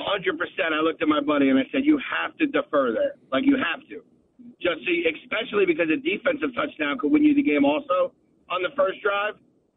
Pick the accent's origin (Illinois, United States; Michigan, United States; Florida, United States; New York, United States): Florida, United States; in Florida, I'm from Florida.